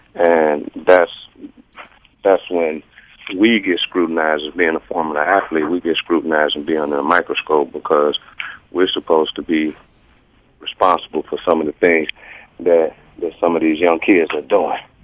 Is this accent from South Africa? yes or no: no; Chicago, Illinois, United States; I'm from from Chicago area, uh, not too far from where you grew up